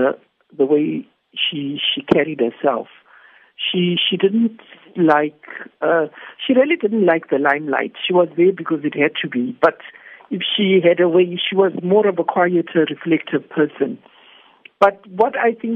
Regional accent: Zimbabwe; moved away as an adult; now in South Africa; I come from Zimbabwe

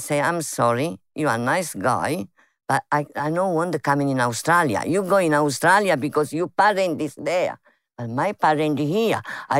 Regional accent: Guardia Sanframondi, Campania, Italy; English is a second language; moved away; But the name of my village, Guardia San Framundi.

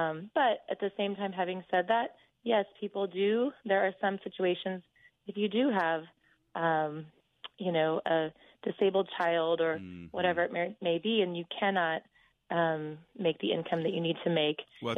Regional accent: Kansas, United States; I was brought up in the Midwest, and I feel like that's how a lot of Midwesterners are. I was brought up in Kansas

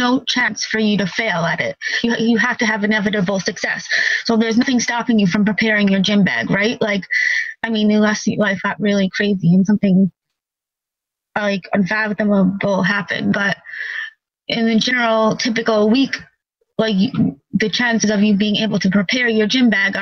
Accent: New York, United States; I'm from New York

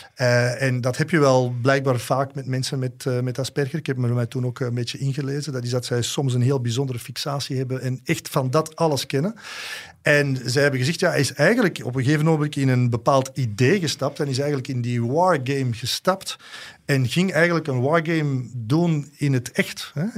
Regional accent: Antwerp, Flanders, Belgium; ik voelde mij ook als Antwerpenaar aangesproken

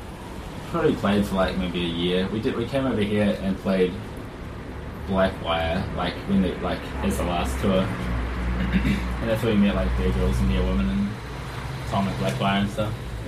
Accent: Whanganui, Manawatū-Whanganui, New Zealand; Whanganui. It's like couple of hours from Wellington. It's kind of like, I imagine it's like a Bendigo or something like that.

